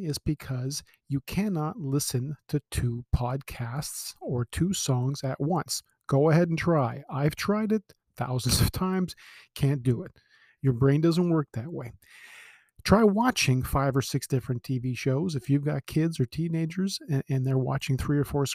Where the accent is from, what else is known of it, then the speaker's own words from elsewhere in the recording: Toronto, Ontario, Canada; I was born in Scarborough. I live on the Danforth. I've lived in Ontario my whole life.